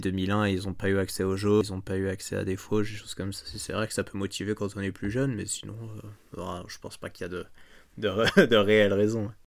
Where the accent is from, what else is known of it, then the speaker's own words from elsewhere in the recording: France; en tant que Français